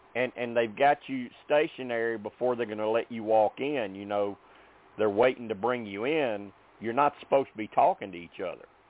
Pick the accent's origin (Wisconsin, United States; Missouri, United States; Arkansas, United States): Arkansas, United States; I'm from Arkansas